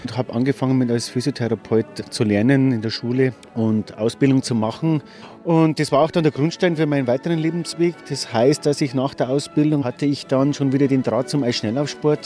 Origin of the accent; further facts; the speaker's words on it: Bavaria, Germany; moved away as an adult; also born or lived in Norway; als Deutscher, als Bayer im Wintersportland Nummer 1 in Norwegen arbeiten dürfen